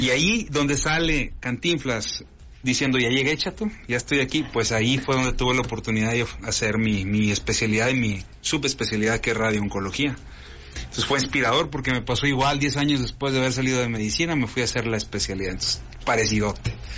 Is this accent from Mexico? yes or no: yes; Comarca Lagunera, Mexico; orgullosamente lagunero